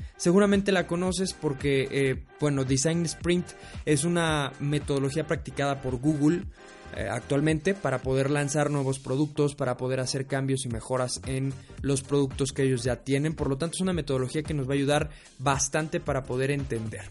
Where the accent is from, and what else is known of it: Mexico